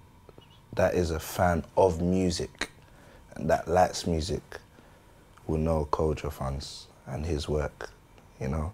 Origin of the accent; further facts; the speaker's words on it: London, United Kingdom; we're from London.